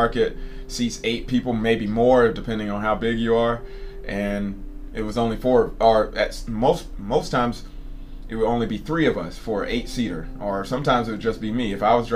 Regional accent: Georgia, United States; moved away as an adult; also born or lived in American South; now in Japan; I'm from Georgia. It's a car culture in my hometown

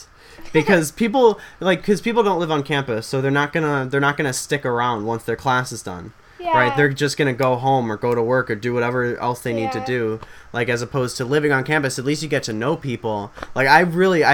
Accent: Illinois, United States; we're from Illinois.

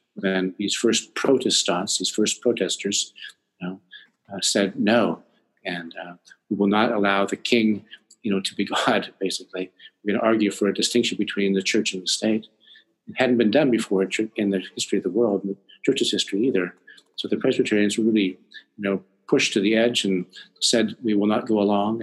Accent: Monte Vista, Colorado, United States; also born or lived in California / Washington, D.C. / Virginia; now in Vancouver, Canada; I was born in the most beautifully named town in America, I think, called Monte Vista, Colorado

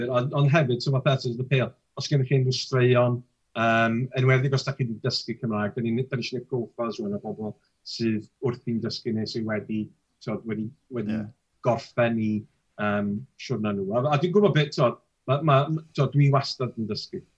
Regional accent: Wrexham, Wales, United Kingdom; so dwi'n dod o'r Exham, dwi'n byw yn

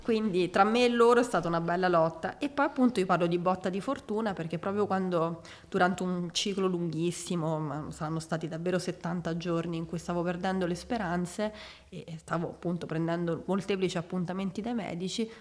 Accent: Rome, Lazio, Italy; now in Milan, Italy; nata a Roma il ventuno febbraio millenovecentottantasette

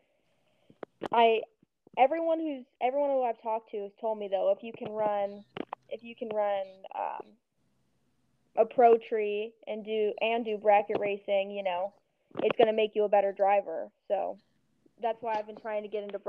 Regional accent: California, United States; I'm from California

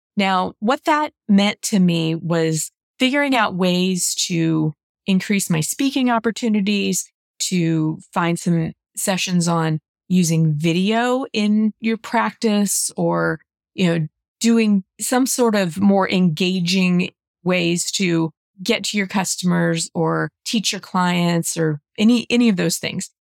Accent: St. Louis, Missouri, United States; my hometown. So it was here in Saint Louis.

